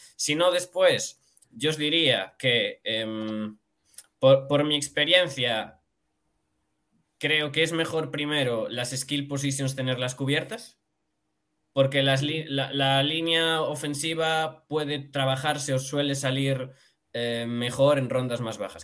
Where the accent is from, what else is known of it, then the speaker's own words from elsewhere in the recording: Galicia, Spain; soy gallego